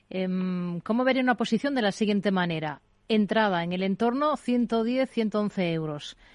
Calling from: Cádiz, Andalusia, Spain; soy de Cádiz

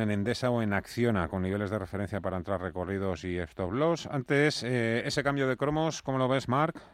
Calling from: Madrid, Community of Madrid, Spain; de Madrid

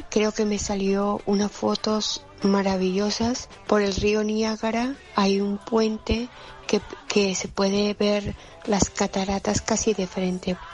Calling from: Valencia, Valencian Community, Spain; de Valencia.

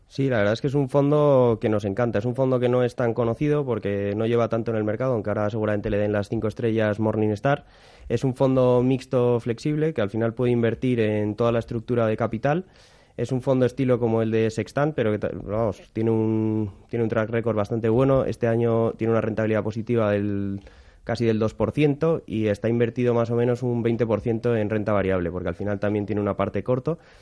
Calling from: Madrid, Community of Madrid, Spain; llamo desde Madrid.

